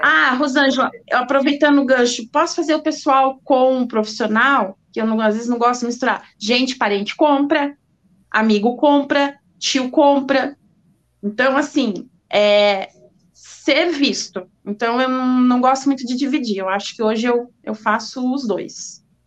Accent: Brazil; Nós brasileiros

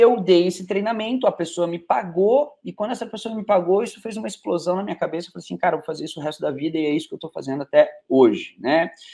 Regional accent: Curitiba, Paraná, Brazil; moved away as an adult; now in Teófilo Otoni, Brazil; Minha terra natal é Curitiba, eu sou de Curitiba

